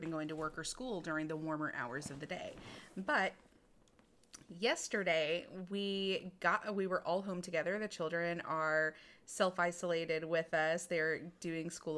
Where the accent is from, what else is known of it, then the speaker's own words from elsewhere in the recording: Texas, United States; moved away as an adult; now in North Carolina, United States; us being from Texas, where we are hot babies